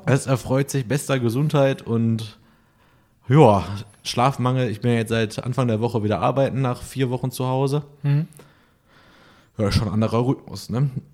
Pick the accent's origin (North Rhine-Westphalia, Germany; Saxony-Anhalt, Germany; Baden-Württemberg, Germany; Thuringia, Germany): North Rhine-Westphalia, Germany; Essen; now in Cologne, Germany; Ich bin ja aus Essen